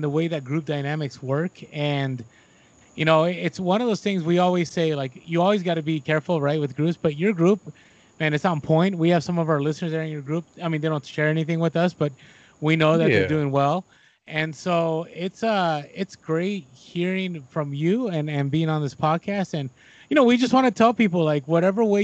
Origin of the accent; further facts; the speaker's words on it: San Francisco, California, United States; I'm actually a born and raised in San Francisco, so I'm a Giants, 49ers, Warriors kind of guy